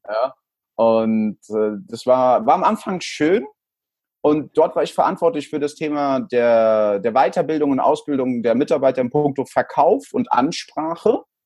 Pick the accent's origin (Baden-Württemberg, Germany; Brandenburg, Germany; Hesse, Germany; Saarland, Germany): Hesse, Germany; Frankfurt; born or raised there; also born or lived in El Salvador / Stockholm